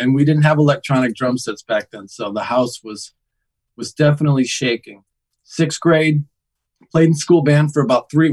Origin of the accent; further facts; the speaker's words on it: Connecticut, United States; now in Los Angeles, United States; I grew up in Connecticut